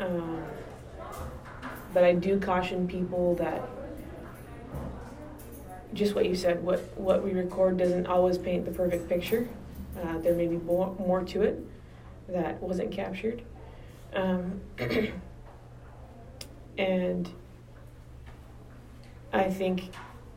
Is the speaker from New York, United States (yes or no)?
no; Downey, California, United States; I grew up in Downey, and my parents still live here.